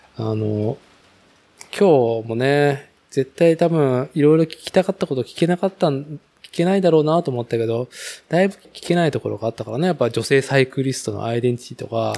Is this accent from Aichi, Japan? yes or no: yes; Nagoya, Aichi, Japan; now in Chita Peninsula, Japan; 僕自身はやっぱ名古屋生まれ、名古屋育ち